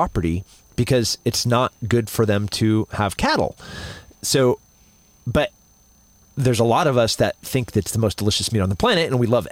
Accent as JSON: {"language": "English", "region": "Central California", "country": "United States", "moved": "yes", "lives_now": "Austin, United States", "said": "I'm from Central California."}